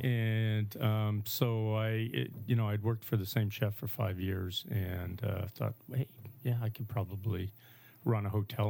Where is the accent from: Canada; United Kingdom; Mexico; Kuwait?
Canada; Saskatchewan; moved away; I grew up in Saskatchewan